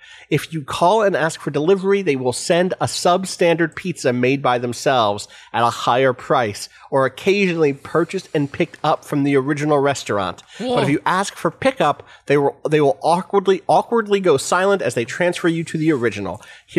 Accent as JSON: {"language": "English", "town": "Calgary", "region": "Alberta", "country": "Canada", "tie": "born or raised there", "said": "I can't have you not know about the stuff that went down in my hometown. Another great opening line. In Calgary, Canada, we have a very good deep dish pizza place."}